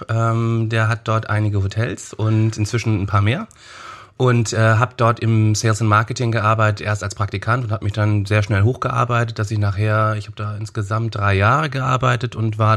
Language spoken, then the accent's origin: German; Hamburg, Germany; born there; äh, gebürtig Hamburg.